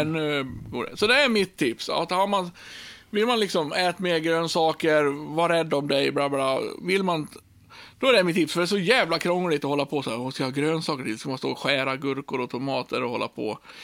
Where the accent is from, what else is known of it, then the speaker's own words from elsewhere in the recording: Björbo, Dalarna County, Sweden; now in Borlänge, Sweden; jag har levt så länge, tills jag var 29 år i Björbo